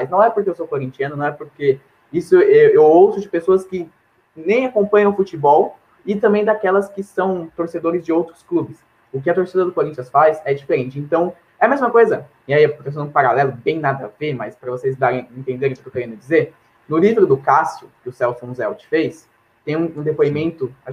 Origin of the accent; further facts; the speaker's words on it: Santo André, São Paulo, Brazil; aqui na minha cidade, sou de Santo André.